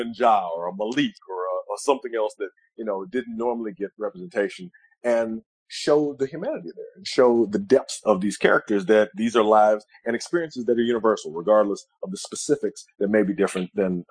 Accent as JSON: {"language": "English", "town": "Memphis", "region": "Tennessee", "country": "United States", "tie": "born or raised there", "said": "I grew up in Memphis, and I grew up, you know, a very weird Black kid"}